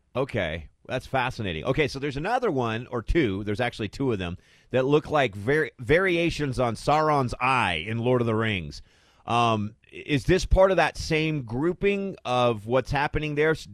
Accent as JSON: {"language": "English", "region": "Arizona", "country": "United States", "tie": "born or raised there", "said": "growing up in Arizona"}